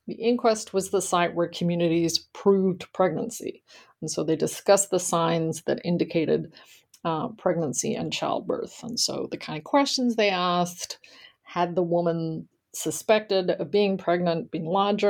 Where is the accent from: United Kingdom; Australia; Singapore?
Australia; moved away as an adult; now in United States; I grew up in Australia and I attended college there